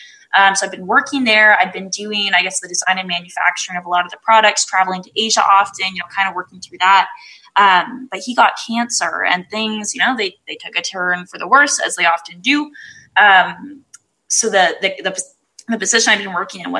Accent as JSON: {"language": "English", "country": "Canada", "said": "I'm from Canada"}